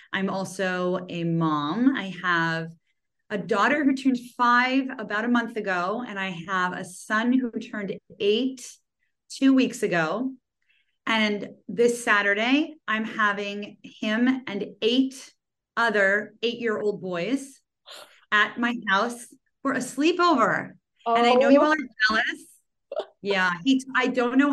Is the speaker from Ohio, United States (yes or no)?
yes; Cleveland, Ohio, United States; moved away as an adult; also born or lived in Maryland / Chicago / Philadelphia; now in Los Angeles, United States; originally I'm from Cleveland. So yeah, nice Midwestern girl